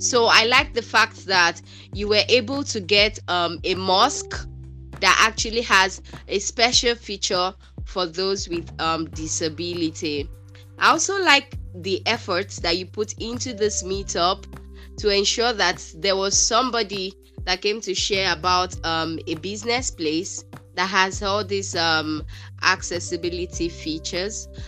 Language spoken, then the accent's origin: English; Nigeria; I'm from Nigeria.